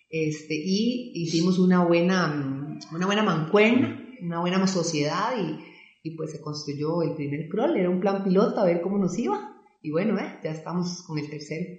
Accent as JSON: {"language": "Spanish", "town": "Belén", "region": "Heredia", "country": "Costa Rica", "tie": "born or raised there", "said": "yo soy oriunda de Belén, ¿verdad? Y Belén es un cantón muy, muy deportivo."}